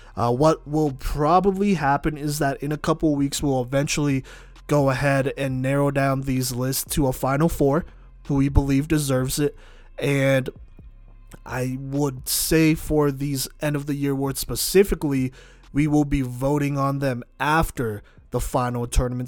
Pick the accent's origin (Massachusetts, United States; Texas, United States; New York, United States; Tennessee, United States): Texas, United States; being from Texas